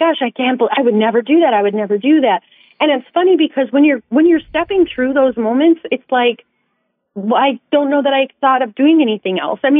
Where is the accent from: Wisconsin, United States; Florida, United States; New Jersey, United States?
Wisconsin, United States; moved away as an adult; also born or lived in Madison, Wisconsin / Chicago; I grew up in Wisconsin